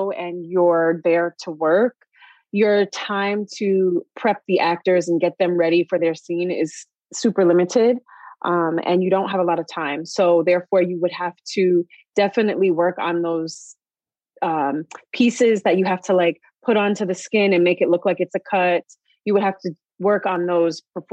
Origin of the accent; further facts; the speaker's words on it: New York, United States; also born or lived in North Carolina / Long Island, New York; I've grown up in New York, but I've also lived in other places like North Carolina and the South